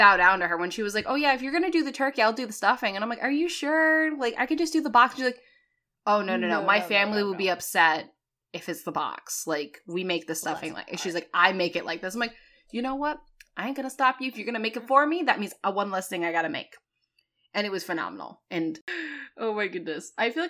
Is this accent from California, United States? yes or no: no; Connecticut, United States